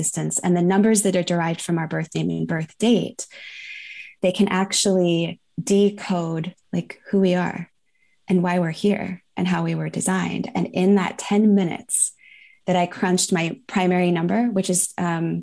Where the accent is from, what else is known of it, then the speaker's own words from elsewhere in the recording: Northern California, United States; now in San Juan Islands, United States; I was born in Northern California. I currently live in the San Juan Islands, which is right off the coast of Washington State